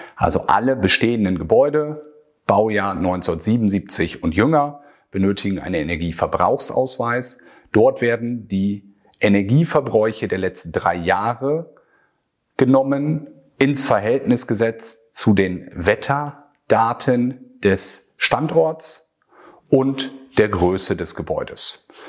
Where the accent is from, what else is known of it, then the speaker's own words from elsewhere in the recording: Northern Germany, Germany; bei uns in Norddeutschland